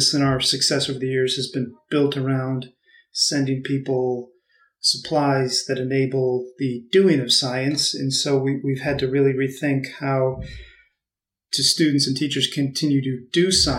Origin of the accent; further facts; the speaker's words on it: Massachusetts, United States; moved away as an adult; also born or lived in Illinois; I grew up on the East Coast in Massachusetts